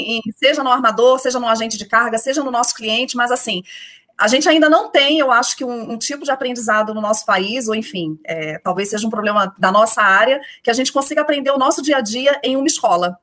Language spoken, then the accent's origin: Portuguese; Rio de Janeiro, Brazil; accent: carioca; moved away as an adult; also born or lived in Porto Alegre; now in São Paulo, Brazil; pelo sotaque todo mundo já sabe que eu sou carioca, é, são 13 anos já fora do Rio de Janeiro, mas esquece, não perco meu sotaque